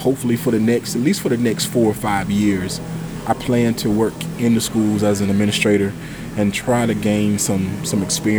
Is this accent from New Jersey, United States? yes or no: no; Whiteville, North Carolina, United States; born there; also born or lived in Fayetteville / Raleigh / Jacksonville / Durham; now in Elizabeth City, United States; So I was born in Columbus County.